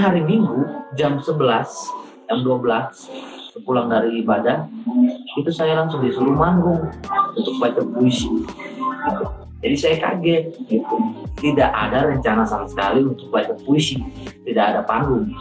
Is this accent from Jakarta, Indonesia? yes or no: no; Seram Island, Maluku, Indonesia; dari SD waktu di kampung BK kampungnya Tihurale itu salah satu negeri yang ada di Pulau Seram